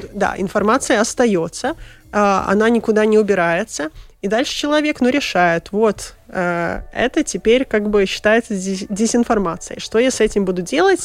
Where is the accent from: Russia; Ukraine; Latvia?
Latvia; born or raised there; first language Russian